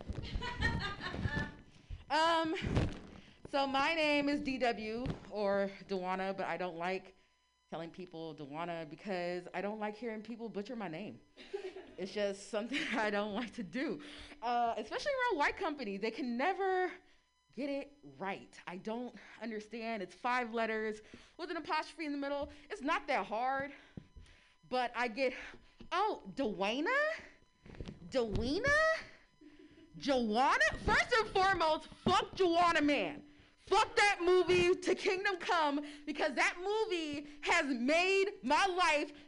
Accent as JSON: {"language": "English", "town": "San Francisco", "region": "California", "country": "United States", "tie": "born or raised there", "said": "I am born and raised in San Francisco"}